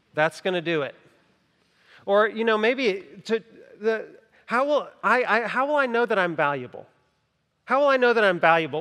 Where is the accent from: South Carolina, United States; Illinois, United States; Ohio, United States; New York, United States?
South Carolina, United States; Greenville County; I grew up in Greenville County, not in Greenville, Greenville, but Greenville County